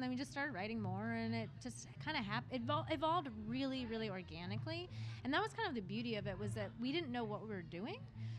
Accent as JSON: {"language": "English", "town": "Rockville", "region": "Maryland", "country": "United States", "tie": "born or raised there", "moved": "as an adult", "lives_now": "New York, United States", "said": "I grew up in Rockville, Maryland."}